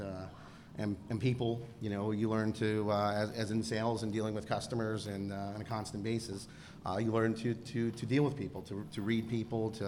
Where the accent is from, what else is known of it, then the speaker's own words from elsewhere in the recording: Pennsylvania, United States; also born or lived in Baltimore, Maryland; relocated to Pennsylvania in first grade. So I've been here pretty much most of my life.